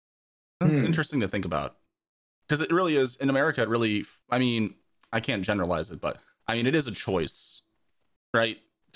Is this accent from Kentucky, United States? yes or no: no; New Jersey, United States; I grew up in New Jersey. I spent a lot of time in New York.